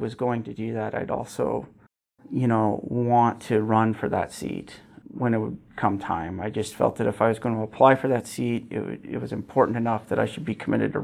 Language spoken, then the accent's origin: English; Gillette, Wyoming, United States; also born or lived in Newcastle, Wyoming; I was actually born in Newcastle. Both my parents are from Newcastle, but I grew up in Gillette